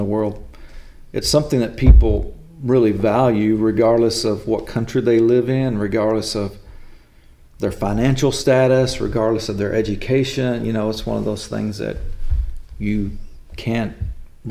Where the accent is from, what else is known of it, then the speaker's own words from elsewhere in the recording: Mesquite, Texas, United States; now in Mount Vernon, United States; we grew up in Mesquite, Texas